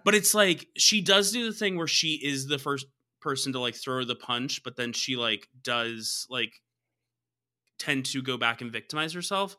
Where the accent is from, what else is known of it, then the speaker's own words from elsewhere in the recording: the South, United States; I'm from the South